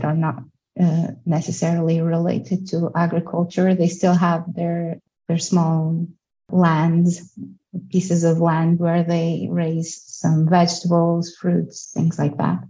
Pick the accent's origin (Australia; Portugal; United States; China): Portugal; Covas do Barroso, Norte; I'm from Covas do Barroso. I'm a local from the village that we're discussing here.